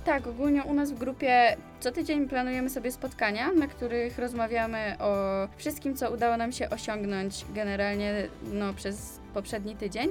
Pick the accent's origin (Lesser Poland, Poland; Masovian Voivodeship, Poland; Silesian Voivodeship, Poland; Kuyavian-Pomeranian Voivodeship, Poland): Silesian Voivodeship, Poland; Częstochowa; my jesteśmy z Częstochowy